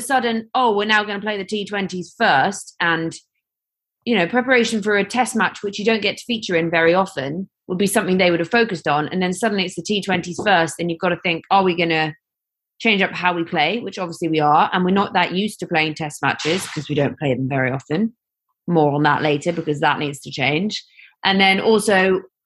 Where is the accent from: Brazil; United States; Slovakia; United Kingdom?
United Kingdom; England; as English people